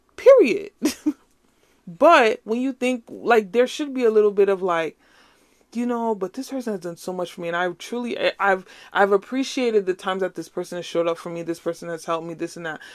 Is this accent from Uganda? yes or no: no; Nigeria; as a Nigerian, say, chop life